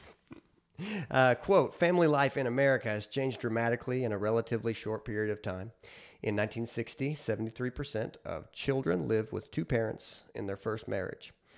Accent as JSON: {"language": "English", "country": "United States", "said": "as an American"}